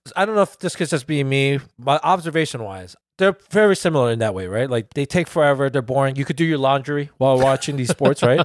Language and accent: English; United States; our country